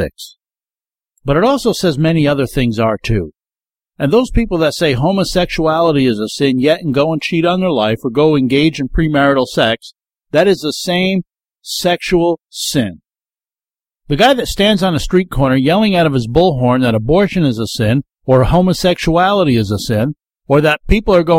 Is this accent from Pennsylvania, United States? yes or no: no; the Catskills, New York, United States; moved away; I grew up down in the Catskills